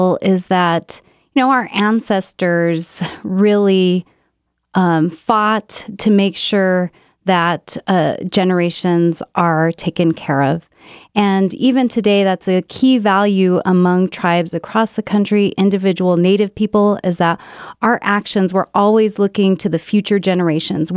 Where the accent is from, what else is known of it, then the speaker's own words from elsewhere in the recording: United States; I come from the Navajo Nation